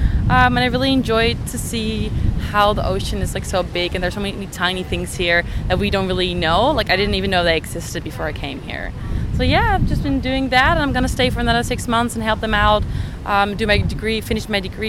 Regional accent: Netherlands; moved away as an adult; I'm a student from the Netherlands

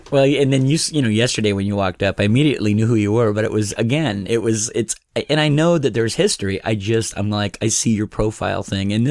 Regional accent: Sacramento, California, United States; born there; I was born in Sacramento, California uh, 54 years ago.

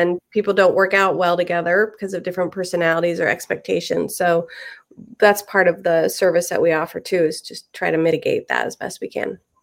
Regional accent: Indianapolis, Indiana, United States; moved away as an adult; I'm actually from Indianapolis. I grew up in Indiana

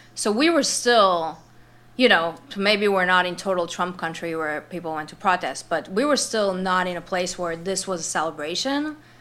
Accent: Israel; moved away; also born or lived in New York / Los Angeles; I'm from Israel

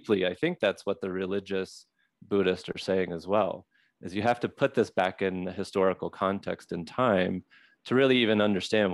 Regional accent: Mississippi, United States; also born or lived in Southwest United States; now in Southwest, United States; I'm from Mississippi, so a Mississippi-derived American living in the Southwest

